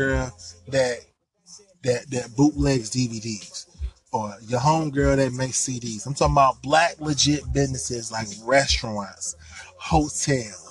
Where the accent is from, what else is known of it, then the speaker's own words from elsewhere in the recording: United States; I am African American. I am a black man